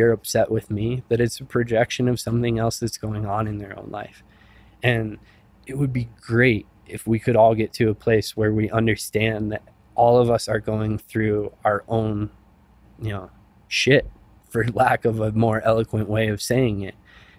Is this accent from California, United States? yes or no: no; Silverthorne, Colorado, United States; in places like my hometown of Silverthorne and Summit County.